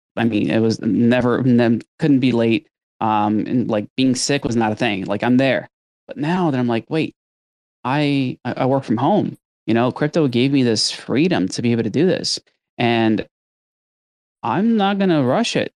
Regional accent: Brazil; moved away; growing up in Brazil

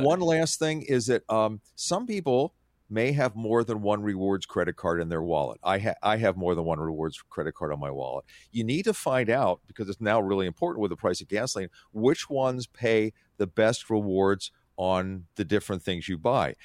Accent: Atlantic City, New Jersey, United States; I grew up on the Atlantic City Shore.

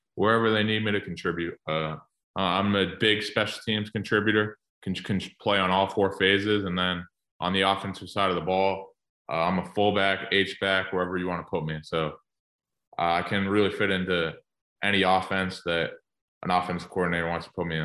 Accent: Massachusetts, United States; moved away as an adult; also born or lived in Michigan; I'm from Massachusetts originally

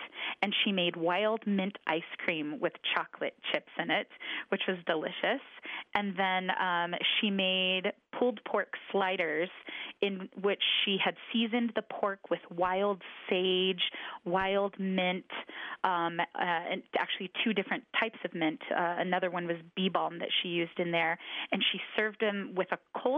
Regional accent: United States; also born or lived in Catawba Nation; I've lived on the Standing Rock Reservation for most of my life

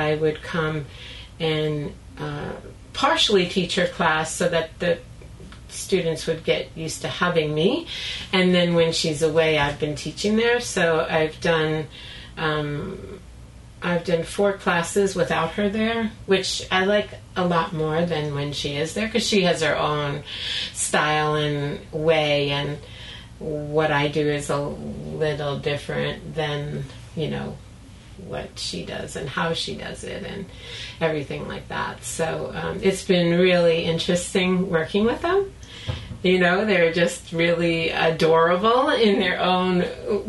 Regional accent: Long Island, New York, United States; moved away; also born or lived in Brooklyn, New York; I was born in Brooklyn. And then when I was three, my dad bought a house on Long Island

